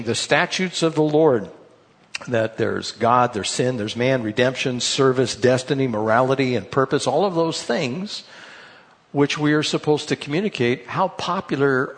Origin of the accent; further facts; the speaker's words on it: United States; we're from America.